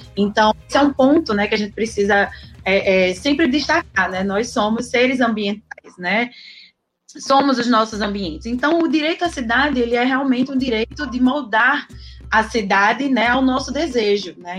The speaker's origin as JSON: {"language": "Portuguese", "town": "Campina Grande", "region": "Paraíba", "country": "Brazil", "moved": "yes", "lives_now": "Natal, Brazil", "said": "mesmo sendo paraibana, inclusive, né? Do campinense paraibana, mas já moro em Natal há 11 anos"}